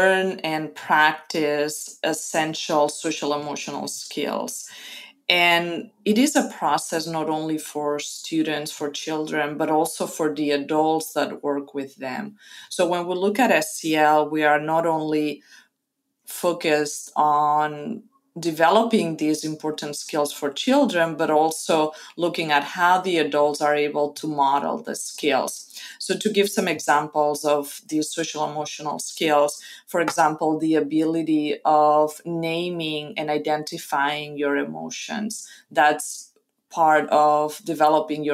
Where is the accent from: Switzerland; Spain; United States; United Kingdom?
Spain; Costa Brava, Catalonia; first language Spanish; English is a second language; moved away as an adult; immigrated to my hometown in the Costa Brava in Spain from North Africa